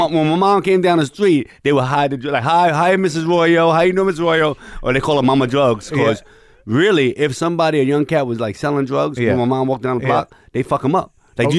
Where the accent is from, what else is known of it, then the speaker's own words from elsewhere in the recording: New York City, New York, United States; moved away as an adult; also born or lived in Lower East Side, New York; now in Los Angeles, United States; I grew up in the Bronx in Bostonville, Fifth Avenue. But most of my growing up, as far as into manhood, was probably Lower East Side, you know.